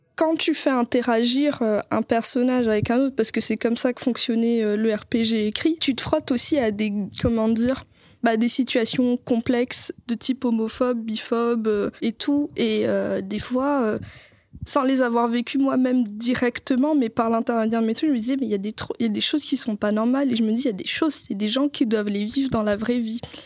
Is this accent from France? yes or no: no; Madagascar; j'ai grandi à Madagascar